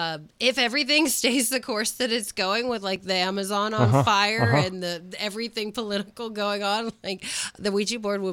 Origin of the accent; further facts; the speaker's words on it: Gettysburg, Pennsylvania, United States; I grew up in Gettysburg.